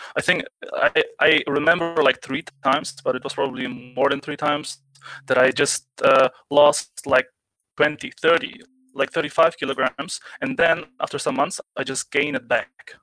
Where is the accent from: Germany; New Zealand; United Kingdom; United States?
Germany; I'm from Germany.